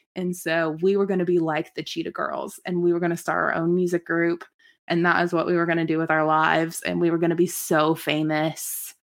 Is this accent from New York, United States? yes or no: no; Lincoln, Nebraska, United States; also born or lived in Omaha, Nebraska; I'm from Lincoln, Nebraska